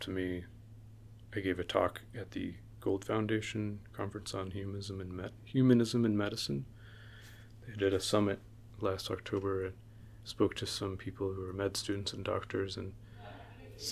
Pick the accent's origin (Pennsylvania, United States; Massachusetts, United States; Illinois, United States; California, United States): California, United States; Los Angeles; now in New York, United States; my wife and I are both from